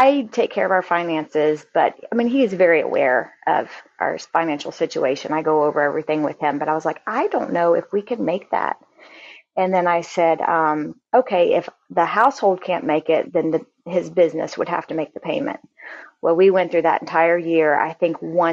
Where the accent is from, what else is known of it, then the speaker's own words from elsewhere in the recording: Florida, United States; also born or lived in Kentucky; when I was about 5 years old, we moved from Kentucky back to Florida, where my mom's family was